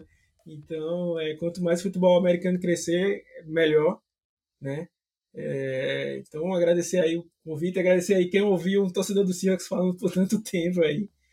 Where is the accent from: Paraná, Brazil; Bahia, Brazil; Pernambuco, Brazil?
Pernambuco, Brazil; Recife; Se vocês perceberam aí meu sotaque, eu não sou do, do sul, né? Sou, sou aqui de, de, de Recife.